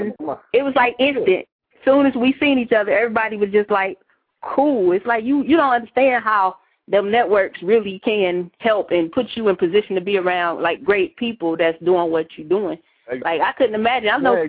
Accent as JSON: {"language": "English", "town": "Dayton", "region": "Ohio", "country": "United States", "tie": "born or raised there", "also_born_or_lived": "Cleveland", "said": "Dayton, Ohio, hometown, Cleveland 4 years. Now I'm here."}